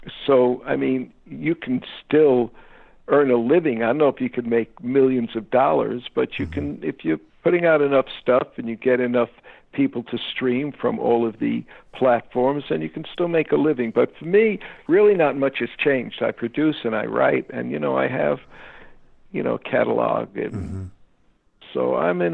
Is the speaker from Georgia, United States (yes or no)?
no; New York City, New York, United States; growing up in Bensonhurst, my father's a factory worker